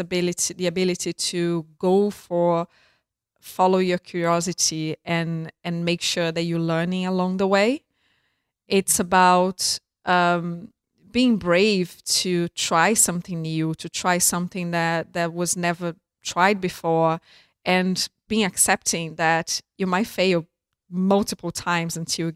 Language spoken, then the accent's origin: English; Brazil; I grew up in Brazil and I was a pretty normal type of girl